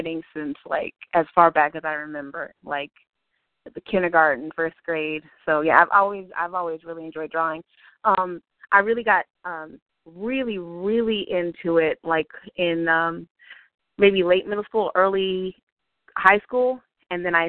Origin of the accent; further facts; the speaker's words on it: Virginia Beach, Virginia, United States; moved away as an adult; also born or lived in New Orleans, Louisiana; now in Savannah, United States; Virginia Beach, actually. I was pretty much raised there